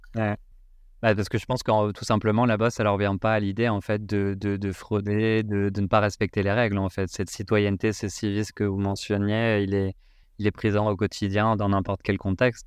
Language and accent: French; France